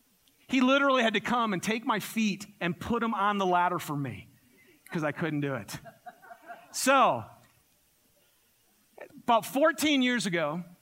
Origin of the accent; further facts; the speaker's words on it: Michigan, United States; So I'm from Michigan originally, and I grew up in the forest of Michigan.